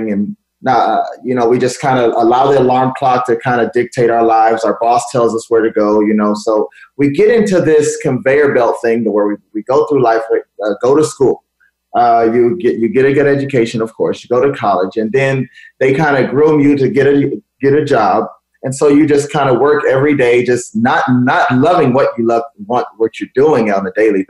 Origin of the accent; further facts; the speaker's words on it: Los Angeles, California, United States; I grew up in Los Angeles, California.